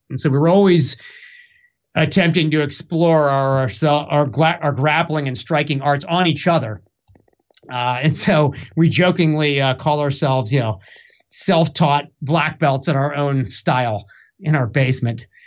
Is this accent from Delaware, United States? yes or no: yes; Newark, Delaware, United States; now in Durham, United States; I was born in Newark, Delaware, in the Northeast